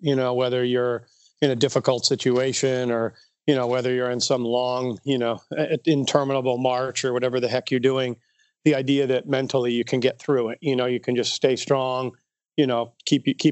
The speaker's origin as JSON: {"language": "English", "area": "North Country", "region": "New York", "country": "United States", "tie": "born or raised there", "also_born_or_lived": "Albany, New York", "said": "I grew up way up on the Canadian border, and we called it the North Country, and it was right literally on the Canadian border"}